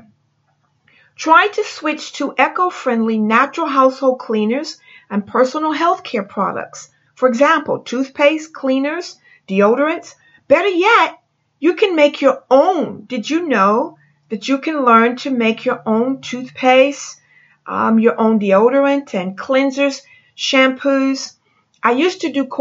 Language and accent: English; France; moved away; I'm from France